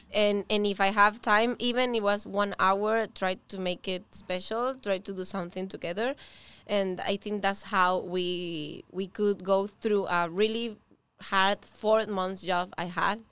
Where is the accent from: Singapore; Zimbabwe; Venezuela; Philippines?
Venezuela; English is a second language; moved away as an adult; now in Miami, United States; We are both from Venezuela. We came here alone.